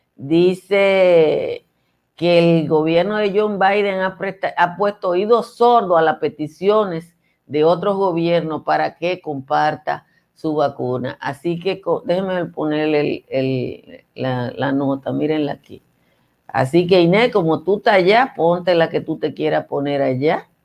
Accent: Nizao, Peravia, Dominican Republic; Eso es mi pueblo, Nizao.

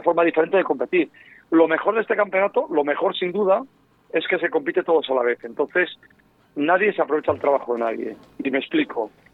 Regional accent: León, Castile and León, Spain; soy leonés

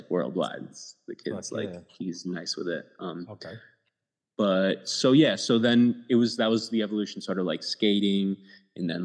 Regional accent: Minnesota, United States; I grew up in Minnesota

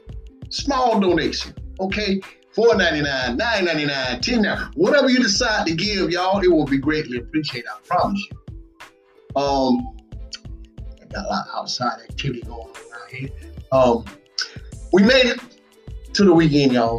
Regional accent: Batesburg-Leesville, South Carolina, United States; all my folks right here in my hometown, Batesburg, Leesville

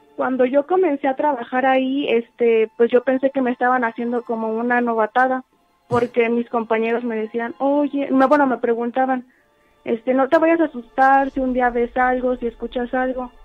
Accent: San Miguel de Allende, Guanajuato, Mexico; Yo soy de San Miguel de Allende

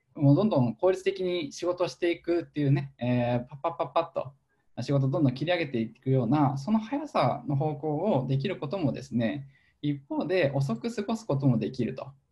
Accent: Chichibu, Saitama, Japan; moved away; 埼玉の秩父市というところで、えー、生まれ育っていてですね。

